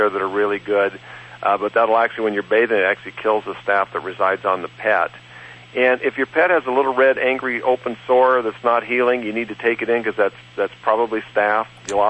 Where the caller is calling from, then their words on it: North Idaho, United States; I'm calling from Almost Heaven Ranch in North Idaho.